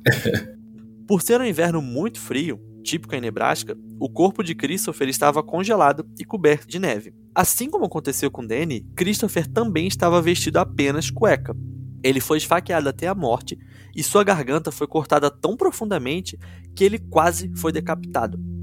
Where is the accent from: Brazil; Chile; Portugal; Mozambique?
Brazil; Rio de Janeiro; moved away; quando eu era pequeno e morava no Rio, eu nem sabia o que era escoteiro, escotismo, porque lá em Quintino